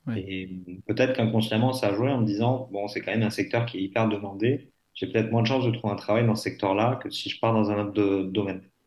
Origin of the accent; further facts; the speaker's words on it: Lot-et-Garonne, Nouvelle-Aquitaine, France; now in Bordeaux, France; je suis originaire du Lot-et-Garonne, je vis à Bordeaux